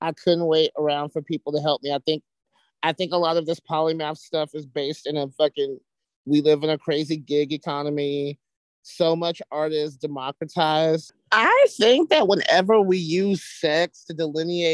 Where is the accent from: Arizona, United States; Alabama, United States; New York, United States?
Alabama, United States; moved away; I'm from Alabama